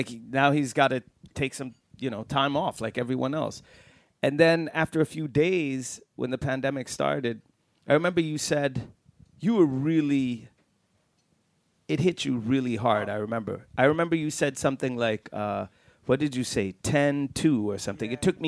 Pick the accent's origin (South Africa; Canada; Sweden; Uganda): Sweden; Lund and Malmö, Skåne; moved away as an adult; now in Stockholm, Sweden; I come from, you know, an even smaller town down south. You know, I'm from Lund and Malmö, and I remember when I moved up to Stockholm 2000